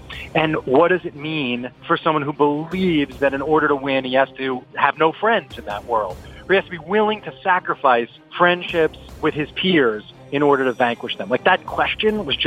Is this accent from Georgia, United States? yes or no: no; New York City, New York, United States; David and I grew up near Flushing Meadows, you know, and I worked at the U.S. Open as a kid